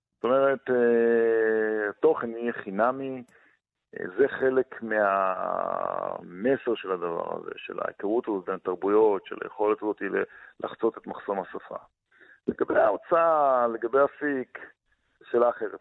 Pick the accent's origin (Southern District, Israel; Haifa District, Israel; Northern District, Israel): Southern District, Israel; Kibbutz Gvulot, Negev; המרחבים האלה הם המרחבים שלתוכם גדלתי בבדידות גדולה